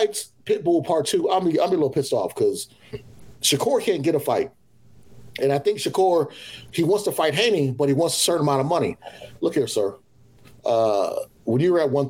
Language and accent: English; Atlanta, Georgia, United States; I'm from Atlanta